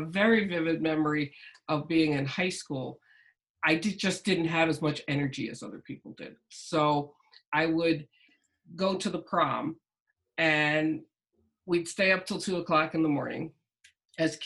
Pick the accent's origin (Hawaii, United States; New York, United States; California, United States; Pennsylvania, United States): New York, United States; Massapequa; also born or lived in Queens, New York; I grew up in Queens, outside of Manhattan, and then we moved to Long Island, Massapequa